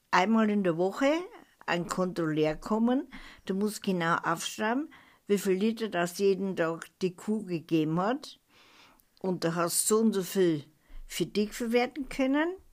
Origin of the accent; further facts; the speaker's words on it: Ebnat, Baden-Württemberg, Germany; born there; in Ebnat, im Überdamm, in dem alten Prahlerhaus bin ich geboren.